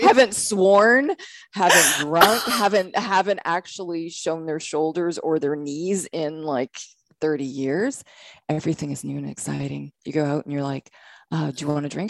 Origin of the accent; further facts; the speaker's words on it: Canada; moved away as an adult; now in United States; I'm from Canada. I'm from Canada.